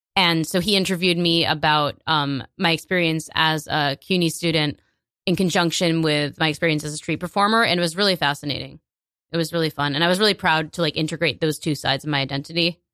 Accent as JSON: {"language": "English", "region": "New York", "country": "United States", "tie": "born or raised there", "said": "I was born here, and, like, I can't deny that. But I identify as a New Yorker first"}